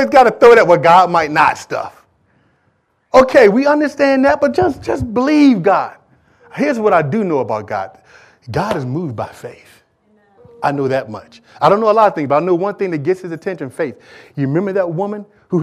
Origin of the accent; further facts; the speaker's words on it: Michigan, United States; I'm from Michigan